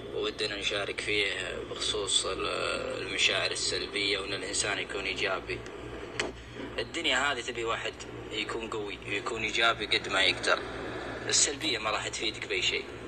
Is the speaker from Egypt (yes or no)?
no; Saudi Arabia; احنا كشعب سعودي